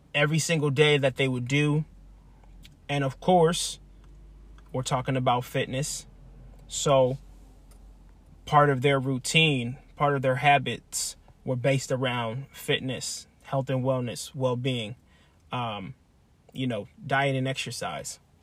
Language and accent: English; Lancaster, Pennsylvania, United States; moved away as an adult; I'm from Lancaster, Pennsylvania. Born and raised. I spent, what, twenty-seven years there